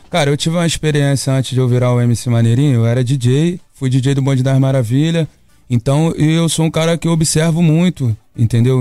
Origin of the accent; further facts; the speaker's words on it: Niterói, Rio de Janeiro, Brazil; eu venho de Niterói, pô, até de uma área que tem praia também, mas era um pouquinho afastado do centro de tudo